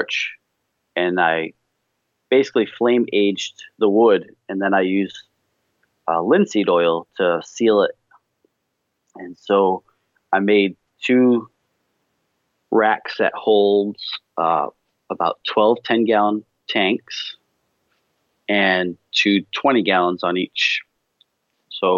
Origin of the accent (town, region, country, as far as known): New England, United States; accent: New England